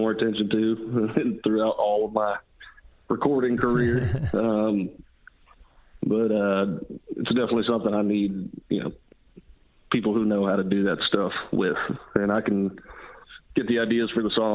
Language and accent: English; western North Carolina, United States; moved away as an adult; now in Nashville, United States; I grew up in North Carolina, up in the western part, up in the mountains